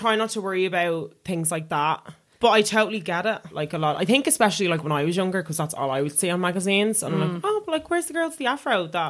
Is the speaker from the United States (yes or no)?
no; Dublin, Leinster, Ireland; And I was like, I'm from North Dublin.